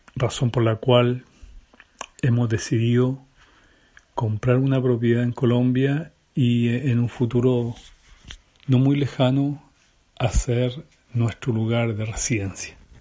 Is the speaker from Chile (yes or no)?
yes; Chile; yo soy chileno